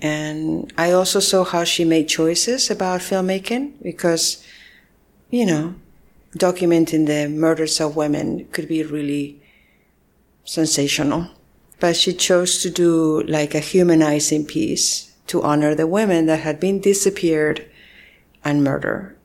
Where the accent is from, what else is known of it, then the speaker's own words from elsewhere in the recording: Spain; moved away as an adult; also born or lived in San Francisco, United States; I was born and raised in Spain and all my family is there